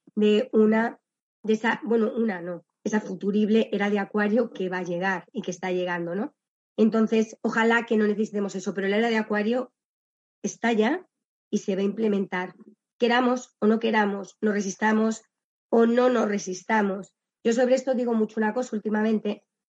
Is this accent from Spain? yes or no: yes; Valladolid, Castile and León, Spain; yo estudié en, la, en el colegio de la Salle, la Virgen de Lourdes de Valladolid